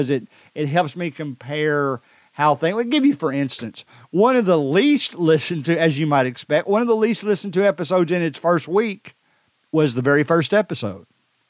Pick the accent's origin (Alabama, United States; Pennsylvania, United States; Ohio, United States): Alabama, United States; Decatur; my hometown is the most popular. I guess that stands to reason because I know more people in this town. Decatur, Alabama